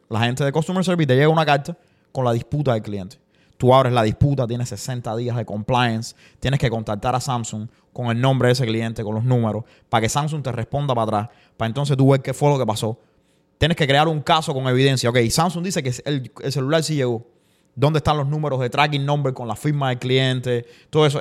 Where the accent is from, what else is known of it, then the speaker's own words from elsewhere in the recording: Cuba; moved away; yo soy el cubano